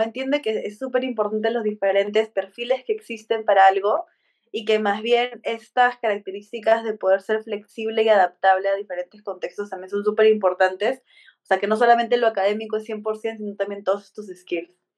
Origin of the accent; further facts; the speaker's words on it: Peru; los dos somos de Perú